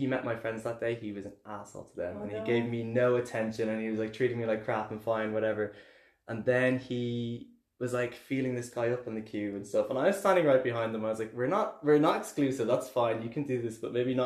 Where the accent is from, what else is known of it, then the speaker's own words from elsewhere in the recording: Dublin, Leinster, Ireland; accent: Irish; moved away as an adult; now in Berlin, Germany; I'm from Dublin